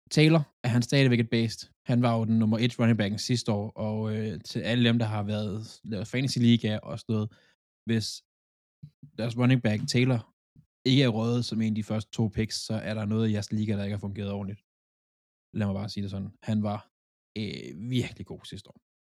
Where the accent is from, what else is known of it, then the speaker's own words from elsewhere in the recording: Funen, Southern Denmark, Denmark; jeg er Fynbo